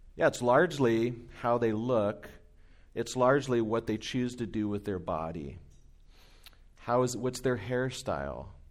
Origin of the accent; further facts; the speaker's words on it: Anaheim, California, United States; moved away as an adult; now in Inland Empire, United States; I grew up in Orange County, in Anaheim